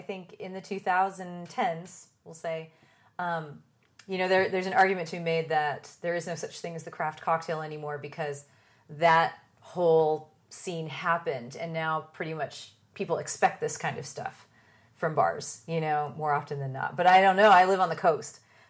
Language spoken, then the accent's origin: English; San Diego, California, United States; I'm from San Diego and then there's LA.